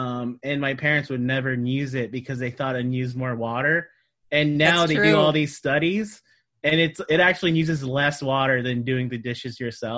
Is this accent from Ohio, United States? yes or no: no; Sacramento, California, United States; also born or lived in Queens / Manhattan; now in New York, United States; we're from Sacramento. We did our own laundry for our whole lives.